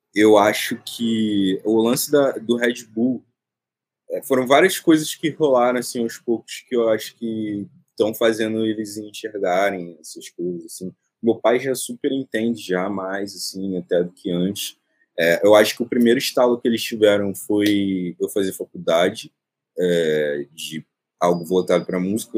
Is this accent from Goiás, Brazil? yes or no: no; Rio de Janeiro, Brazil; eu nasci no Morro do Urubu, que fica na zona norte do Rio de Janeiro